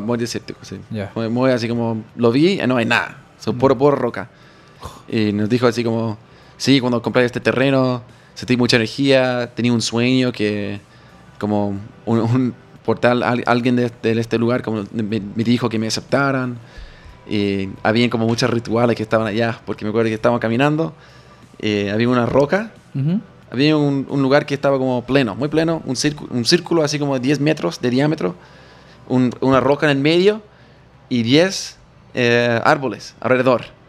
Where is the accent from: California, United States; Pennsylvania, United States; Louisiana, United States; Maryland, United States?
Pennsylvania, United States; near Gettysburg; Spanish is a second language; moved away as an adult; now in Chile; Gettysburg es increíblemente, al lado de mi, bueno, mi ciudad de nacimiento